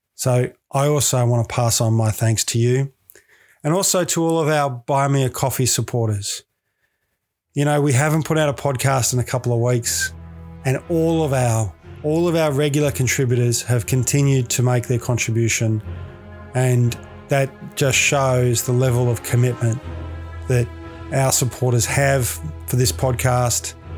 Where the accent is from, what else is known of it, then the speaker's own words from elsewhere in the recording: Victoria, Australia; moved away; in Victoria, my home state, which I do miss dearly